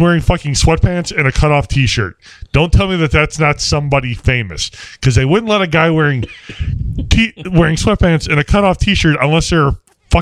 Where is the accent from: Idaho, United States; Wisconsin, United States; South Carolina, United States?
Wisconsin, United States; Milwaukee; I'm from the Milwaukee area.